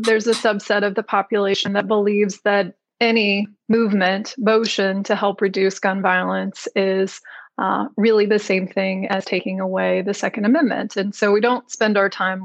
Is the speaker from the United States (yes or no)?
yes; the South, United States; I'm from the South